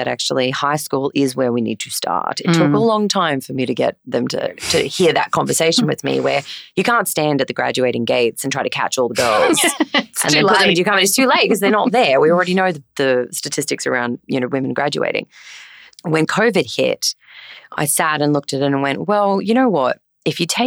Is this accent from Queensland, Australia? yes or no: yes; Yeppoon, Queensland, Australia; moved away as an adult; I'm a Queenslander. I grew up in Yeppoon. Up in central Queensland.